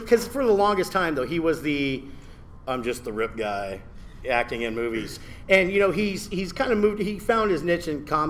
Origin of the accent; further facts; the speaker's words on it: South Texas, United States; now in Virginia, United States; I'm from South Texas. This is not my weather.